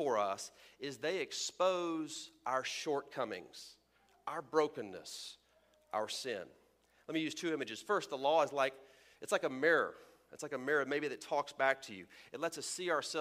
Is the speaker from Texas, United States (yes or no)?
yes; Texas, United States; where I'm from Texas